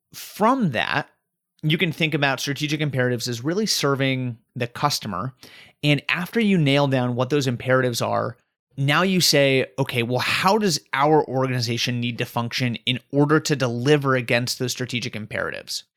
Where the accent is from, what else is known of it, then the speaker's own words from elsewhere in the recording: Colorado, United States; now in Raleigh, United States; I'm originally from Colorado